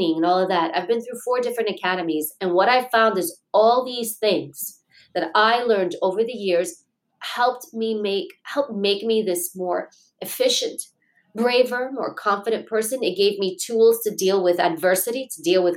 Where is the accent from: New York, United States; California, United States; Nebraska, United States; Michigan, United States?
New York, United States; New York City; I grew up in Queens, New York